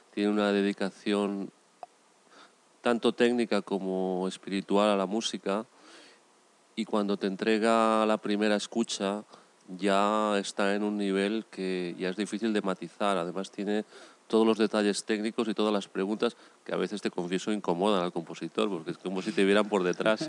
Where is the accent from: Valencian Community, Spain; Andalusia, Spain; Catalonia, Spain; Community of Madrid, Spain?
Valencian Community, Spain; Valencia; Nací eh, en Valencia